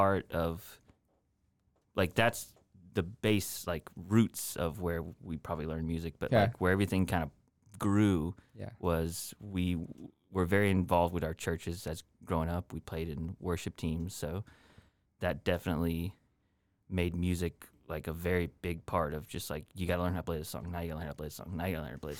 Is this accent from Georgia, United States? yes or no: yes; Augusta, Georgia, United States; also born or lived in Lake City, Florida / Aiken, South Carolina; I was born in Florida, Lake City, probably around 8 years old. We moved to Augusta